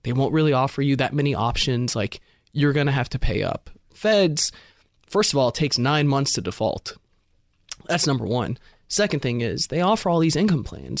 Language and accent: English; California, United States; I'm from California. When I was graduating high school, you go to U C Berkeley